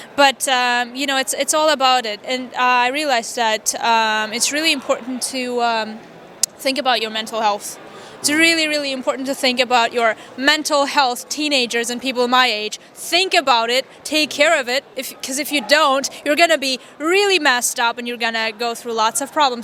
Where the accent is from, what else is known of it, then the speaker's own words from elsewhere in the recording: Vanadzor, Lori, Armenia; English is a second language; also born or lived in Wisconsin, United States; I'm from Vanadzor. It's a small town.